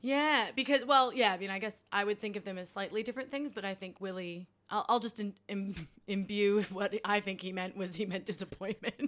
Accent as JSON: {"language": "English", "country": "United States", "tie": "born or raised there", "moved": "yes", "said": "our dear leader of my home country, Mister Trump"}